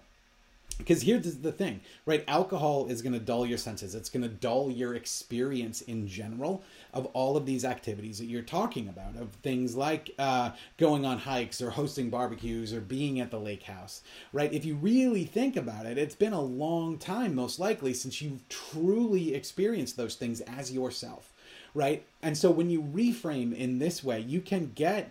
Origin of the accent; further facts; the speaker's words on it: Minnesota, United States; I grew up in Minnesota, so I am very well aware of how cold it is